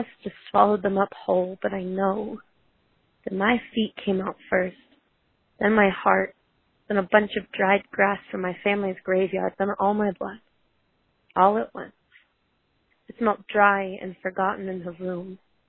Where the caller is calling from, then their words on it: Cascade, Colorado, United States; I'm calling from Cascade, Colorado.